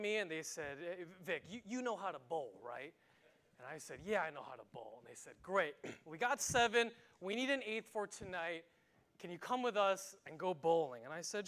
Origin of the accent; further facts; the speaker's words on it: New York, United States; moved away; New York, which is my hometown